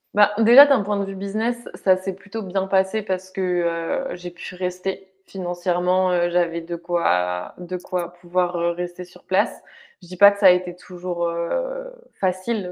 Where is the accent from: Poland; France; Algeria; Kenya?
France; also born or lived in Bali; Je suis dans ma région natale, je suis avec ma famille